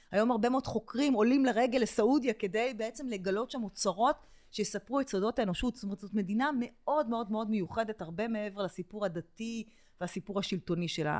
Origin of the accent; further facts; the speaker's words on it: Israel; אני ישראלית